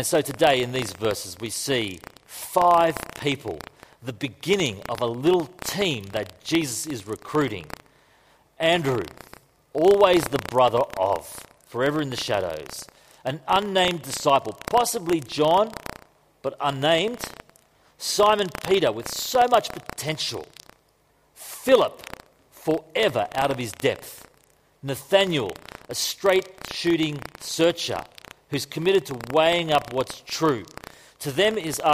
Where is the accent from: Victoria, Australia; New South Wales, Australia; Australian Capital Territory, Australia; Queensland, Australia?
Queensland, Australia; I'm from Queensland.